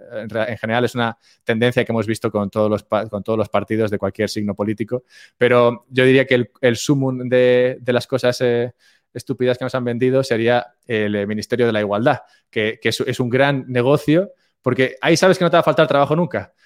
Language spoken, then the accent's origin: Spanish; Madrid, Community of Madrid, Spain; moved away as an adult; now in Andorra; yo nací, nací en Madrid y aunque ahora no vivo en España, me mudé hace poco a Andorra